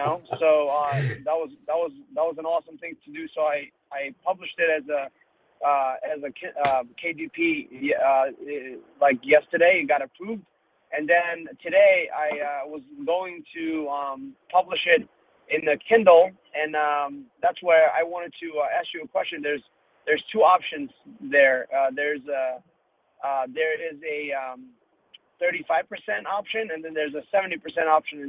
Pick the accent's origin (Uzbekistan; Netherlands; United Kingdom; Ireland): Uzbekistan; now in United States; I'm from Uzbekistan, and I came to the United States, kind of fled from Uzbekistan due to racial reasons